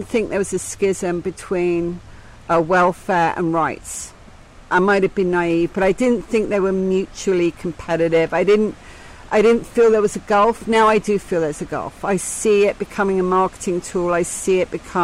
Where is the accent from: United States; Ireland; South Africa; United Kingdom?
United Kingdom; England; I am from England